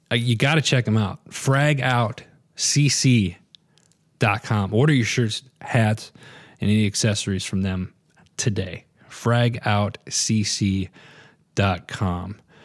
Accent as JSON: {"language": "English", "region": "Northwest Wisconsin", "country": "United States", "tie": "born or raised there", "said": "I grew up in Northwest Wisconsin, so I was constantly out in the woods."}